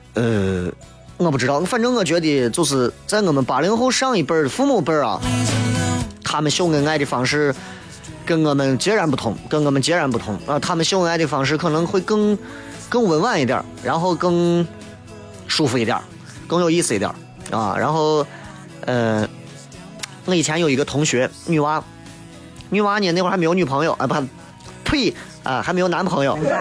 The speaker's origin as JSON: {"language": "Chinese", "region": "Shaanxi", "country": "China", "accent": "Shaanxi dialect", "said": "我们陕西话搓狗家。"}